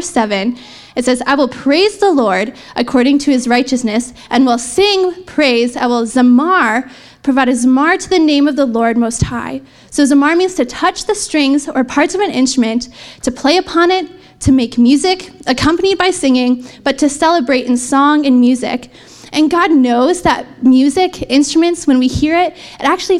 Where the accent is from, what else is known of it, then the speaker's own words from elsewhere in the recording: Canada; I'm Canadian, so proud.